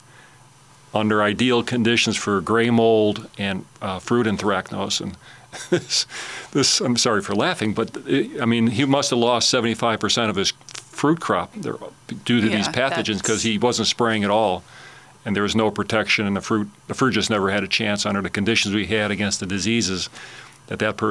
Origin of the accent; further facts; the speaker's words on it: Chicago, Illinois, United States; now in Alabama, United States; I'm from Chicago originally, and my father had a big garden in the backyard